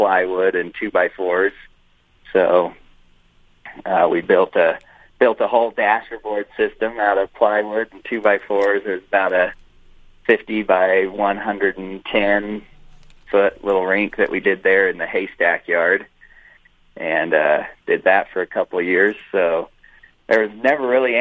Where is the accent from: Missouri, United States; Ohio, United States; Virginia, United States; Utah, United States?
Utah, United States; Cedar City; I grew up as just a farm boy here in Cedar City